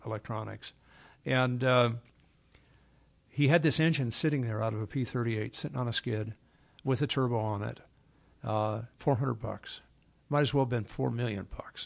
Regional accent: Los Angeles, California, United States; I was born in Hollywood Presbyterian, so I'm a L A guy. Uh, and we lived in Edendale

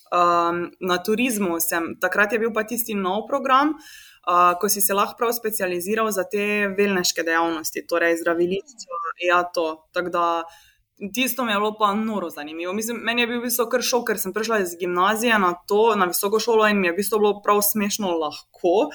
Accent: Slovenia

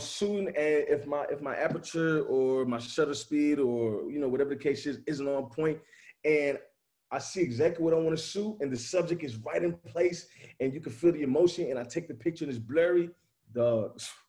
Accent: Chicago, Illinois, United States; now in Nashville, United States; I'm from Chicago

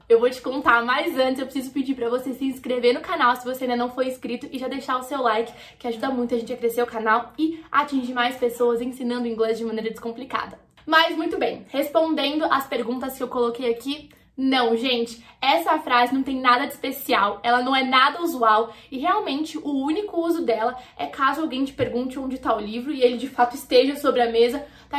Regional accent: Brazil; como brasileiro

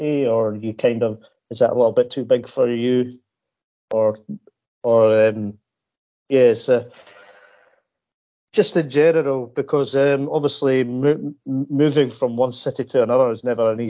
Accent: Edinburgh, Scotland, United Kingdom; I'm actually from Edinburgh, which is the capital city of Scotland.

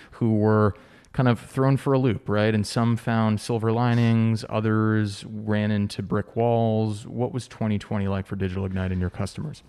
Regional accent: United States; also born or lived in New York City / San Diego; now in Charleston, United States; I grew up right outside New York City

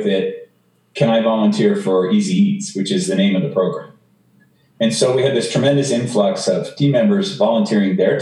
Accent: Canada; also born or lived in Denver; now in United States; I'm a Canadian who lives in the U.S.

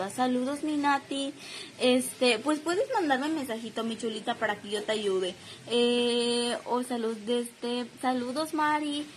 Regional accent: Mérida, Yucatán, Mexico; Yo soy de Mérida, Yucatán

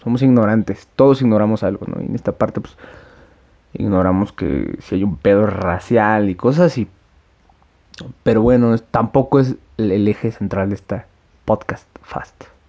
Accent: Mexico; yo soy un ciudadano mexicano

